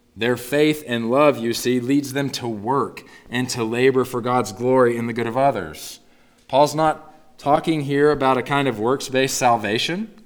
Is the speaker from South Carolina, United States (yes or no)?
no; Northeast Texas, United States; moved away; growing up in Northeast Texas, I was born and raised into a family of diehard Dallas Cowboys fans